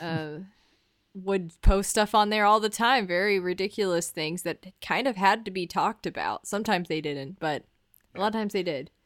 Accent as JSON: {"language": "English", "region": "the South", "country": "United States", "tie": "born or raised there", "said": "growing up in the South"}